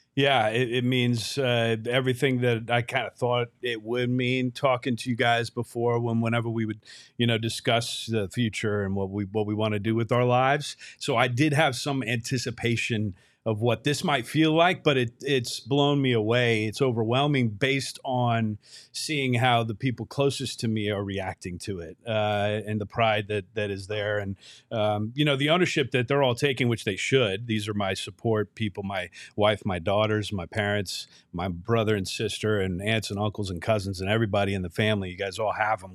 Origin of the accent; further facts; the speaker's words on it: Bay Area, California, United States; now in Phoenix, United States; an 18 year old kid growing up in the Bay Area